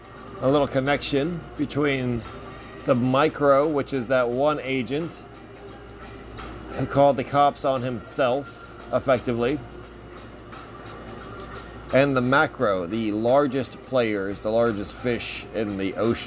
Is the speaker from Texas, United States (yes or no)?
yes; Texas, United States; a lifelong Texan outside of Houston and San Antonio.